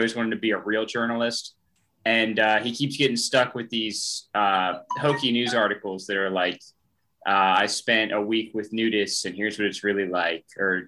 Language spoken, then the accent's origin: English; the South, United States; riff on something kind of Southern because we're all from the South.